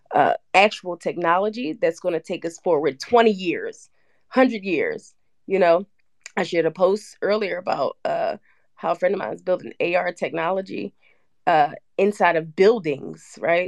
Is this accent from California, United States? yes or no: no; Philadelphia, Pennsylvania, United States; I'm from Philadelphia